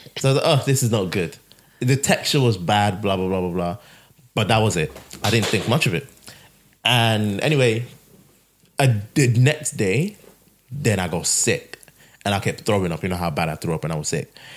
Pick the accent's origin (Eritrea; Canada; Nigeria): Nigeria; moved away; we we grew up in Nigeria where all these things are walking around.